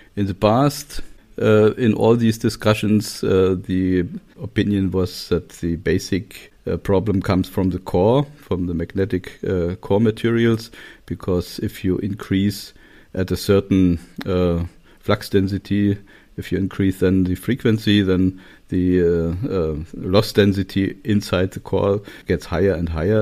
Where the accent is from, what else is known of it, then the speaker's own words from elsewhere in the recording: Torgau, Saxony, Germany; English is a second language; moved away; also born or lived in Magdeburg / Göttingen / Kassel; I was born in Torgau, that's in Saxonia, in the eastern part of Germany